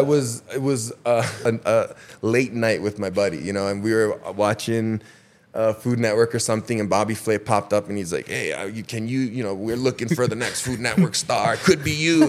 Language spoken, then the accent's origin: English; Waimea, Hawaii, United States; born and raised in Waimea